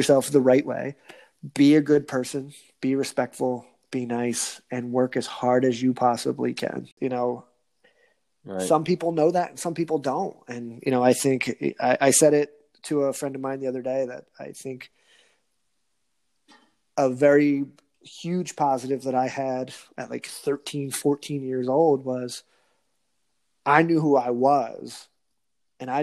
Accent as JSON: {"language": "English", "region": "New Jersey", "country": "United States", "said": "I'm from New Jersey"}